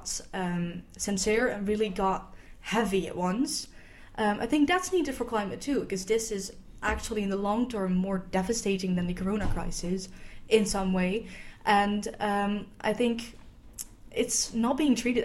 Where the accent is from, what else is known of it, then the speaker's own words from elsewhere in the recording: Netherlands; I am from the Netherlands